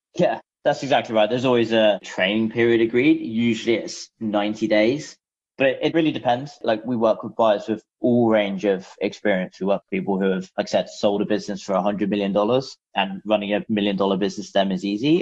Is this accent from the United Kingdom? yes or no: yes; London, United Kingdom; moved away as an adult; now in San Francisco, United States; I'm actually originally from London, hence why our one of our offices is still in London